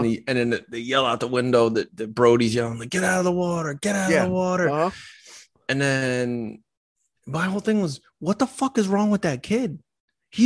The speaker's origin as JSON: {"language": "English", "town": "Pottstown", "region": "Pennsylvania", "country": "United States", "tie": "born or raised there", "said": "I grew up in Pottstown, Pennsylvania"}